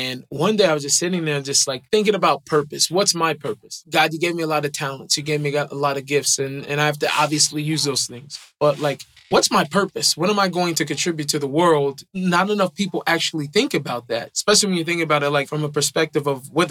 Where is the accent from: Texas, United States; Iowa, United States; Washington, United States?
Washington, United States; Seattle; moved away as an adult; now in Israel; I'm from Seattle